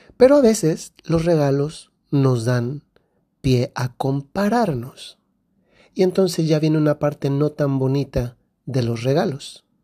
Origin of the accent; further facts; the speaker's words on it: Guanajuato, Mexico; Yo soy del centro de México, de Guanajuato, y allá los regalos los traen los Reyes Magos.